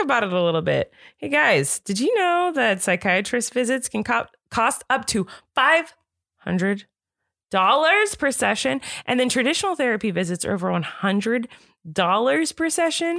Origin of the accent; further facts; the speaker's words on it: Santa Barbara, California, United States; I grew up in Santa Barbara